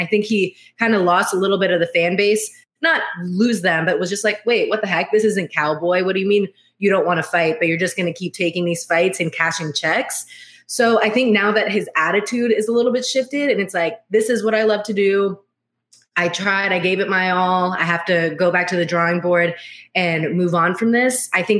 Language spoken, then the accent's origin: English; Virginia, United States; my hometown of Virginia